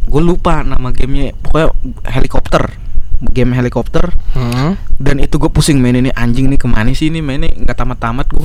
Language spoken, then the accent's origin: Indonesian; Jakarta, Indonesia; gue salah satu anak yang beruntung di kalangan gue di daerah gue di Jakarta yang punya Sega